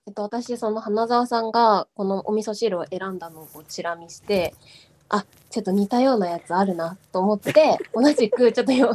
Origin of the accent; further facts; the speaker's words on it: Tokyo, Japan; 私あの東京生まれ東京育ちなんですけど